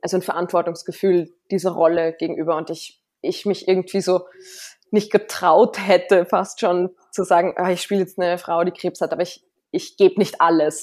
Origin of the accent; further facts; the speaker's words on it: Salzburg, Austria; ich als Salzburgerin